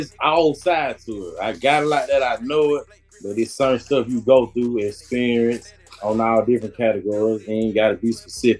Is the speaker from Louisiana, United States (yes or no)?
no; Atlanta, Georgia, United States; I'm from Atlanta, Zone 3 to be exact.